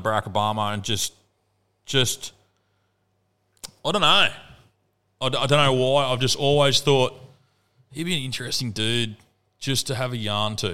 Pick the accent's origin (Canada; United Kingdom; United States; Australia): Australia; Murwillumbah, New South Wales; I grew up on Toboggan Road just up here